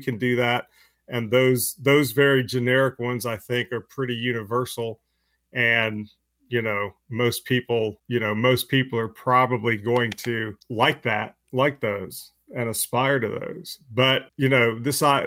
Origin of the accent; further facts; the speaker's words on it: United States; as an American